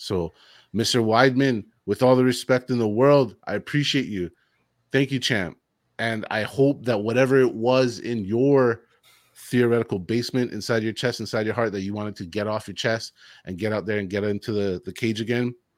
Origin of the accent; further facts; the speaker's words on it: United States; as an American